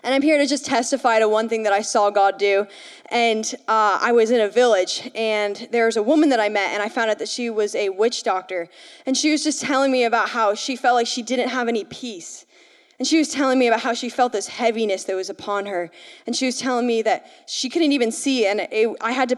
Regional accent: Vermont, United States; I'm from Vermont.

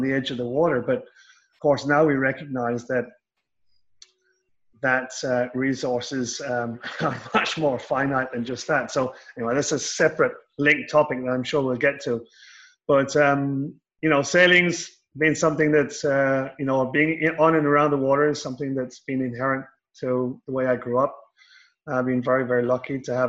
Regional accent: Southwest Ireland, Ireland; I grew up in Southwest Ireland

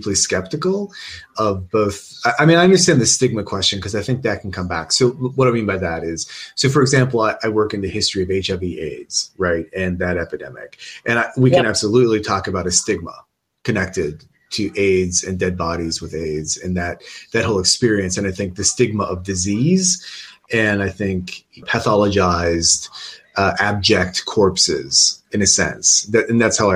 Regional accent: United States; moved away as an adult; now in United Kingdom; I grew up in the American funeral industry because my father was a funeral director for about 35 years

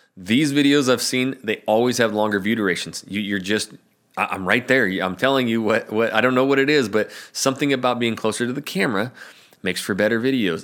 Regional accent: North Idaho, United States; moved away as an adult; now in Portland, United States; I'm from North Idaho.

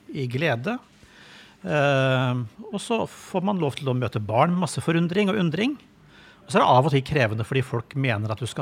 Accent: Madagascar; also born or lived in Mali; Det ene er der jeg, der jeg er født og vokst opp, på Madagaskar. Ja. Som jo er en veldig frodig øy, og, og hvor kirken står ganske sterkt

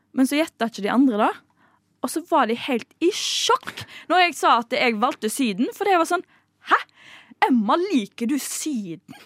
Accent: Bømlo, Vestland, Norway; moved away; Bømlo der jeg kommer fra

